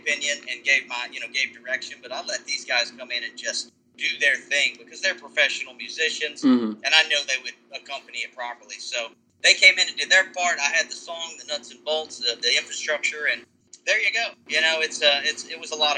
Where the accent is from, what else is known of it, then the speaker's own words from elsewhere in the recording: Charlotte, North Carolina, United States; moved away as an adult; now in Louisville, United States; I'm from Charlotte, Concord area